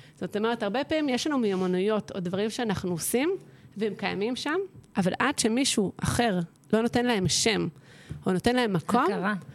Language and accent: Hebrew; Jerusalem hills, Jerusalem District, Israel; moved away; גדלתי בהרי ירושלים, משפחה ירושלמית, קלאסית